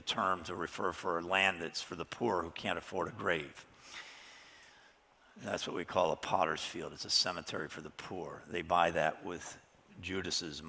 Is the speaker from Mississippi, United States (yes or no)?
no; Chicago, Illinois, United States; I was growing up in Chicago